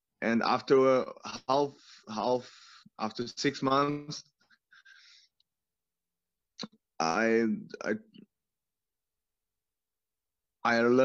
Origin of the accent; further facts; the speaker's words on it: Brno, South Moravian Region, Czechia; English is a second language; I'm from Brno